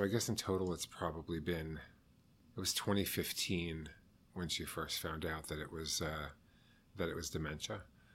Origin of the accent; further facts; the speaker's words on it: Westchester County, New York, United States; moved away as an adult; now in New York City, United States; Originally, I'm from Westchester County. But I've been a New York City resident for, 25 years now